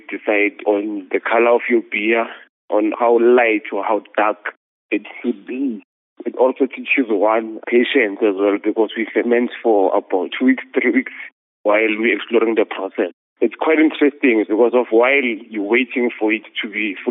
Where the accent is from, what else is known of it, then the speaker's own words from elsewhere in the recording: Tembisa, Gauteng, South Africa; I'm from township in Tembisa in the east of Ekurhuleni, not far from your Johannesburg International Airport. I was born in Tembisa Hospital, and lived all my life in the township.